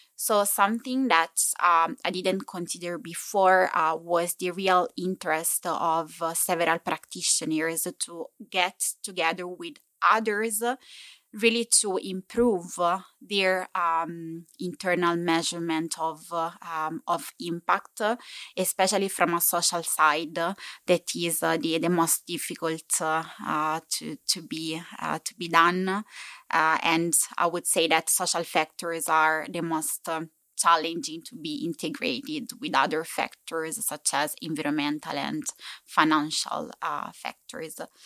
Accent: Italy; accent: Italian English; English is a second language; moved away as an adult; now in Copenhagen, Denmark; I'm from Italy, given my beautiful Italian English uh, uh, accent

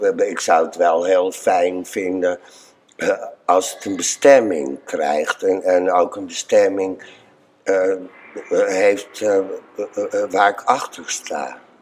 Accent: IJmuiden, North Holland, Netherlands; also born or lived in Bloemendaal / Driehuis; ik ben in IJmuiden geboren. Dus die omgeving, daar kom ik vandaan.

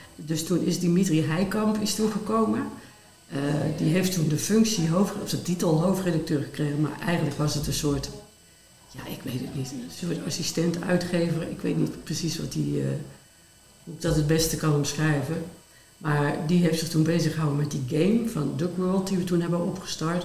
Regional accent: Limburg, Netherlands; moved away; ik kwam uit een klein dorp in Limburg

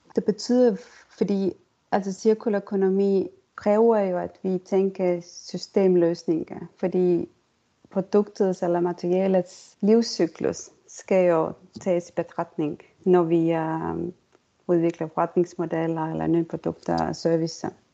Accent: Estonia; Danish is a second language; moved away as an adult; also born or lived in Denmark / United States; jeg kommer fra Estland, men jeg har boet øh, egentlig i Danmark og også i USA i næsten 18-20 år.

